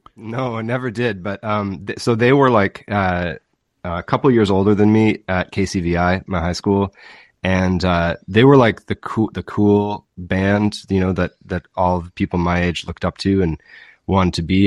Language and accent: English; Winnipeg, Manitoba, Canada; also born or lived in Kingston, Ontario; now in Fairfield, Prince Edward Island, Canada; I grew up in Winnipeg and then Kingston, Ontario